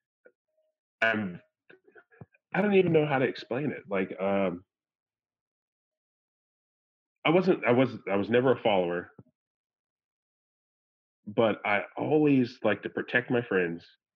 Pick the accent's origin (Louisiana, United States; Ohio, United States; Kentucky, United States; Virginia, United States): Virginia, United States; I'm a weird black dude from Virginia